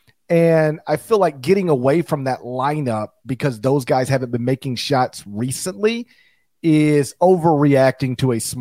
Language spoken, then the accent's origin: English; Memphis, Tennessee, United States; my hometown franchise, our hometown franchise, the Grizzlies